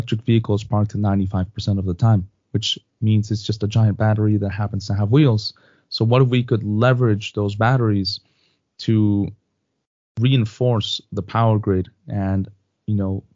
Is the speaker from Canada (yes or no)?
no; Mexico; moved away; also born or lived in United States; I'm originally from Mexico